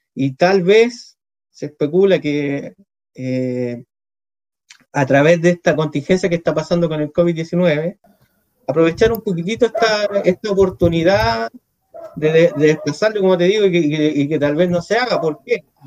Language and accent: Spanish; Villa Alemana, Valparaíso, Chile; yo soy de acá, de Villa Alemana